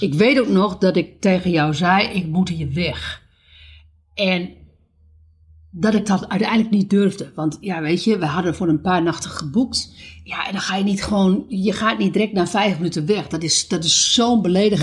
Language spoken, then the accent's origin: Dutch; Netherlands; moved away as an adult; wij zijn allebei uit Nederland